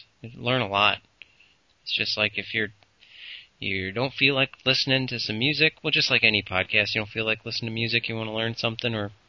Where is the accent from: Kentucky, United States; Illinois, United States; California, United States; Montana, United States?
Illinois, United States; Peru; we grew up in Peru